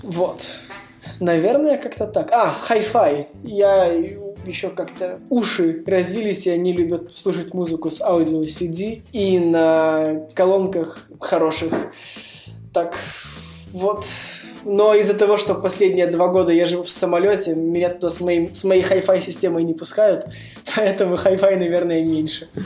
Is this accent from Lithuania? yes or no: yes; Vilnius, Vilnius County, Lithuania; Я сам из Вильнюса, я живу в Вильнюсе, и здесь зимой холодно